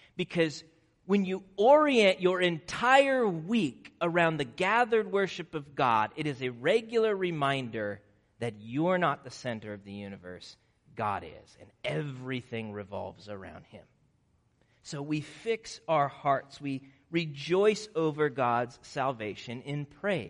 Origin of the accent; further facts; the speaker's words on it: Nebraska, United States; moved away; I grew up in Nebraska